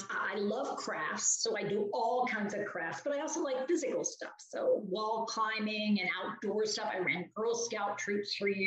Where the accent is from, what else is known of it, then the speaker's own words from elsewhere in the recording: West Virginia, United States; also born or lived in Pennsylvania / Washington; now in Hillsborough, United States; Well, Marianne, I live in North Carolina now, but I am originally from West Virginia